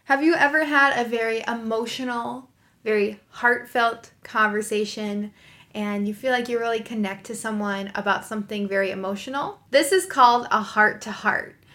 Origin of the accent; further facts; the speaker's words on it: United States; I'm an American English teacher